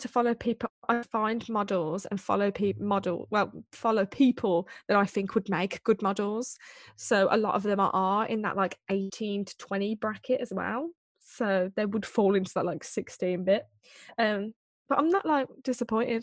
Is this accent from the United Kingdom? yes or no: yes; Birmingham, West Midlands, United Kingdom; I'm from Birmingham.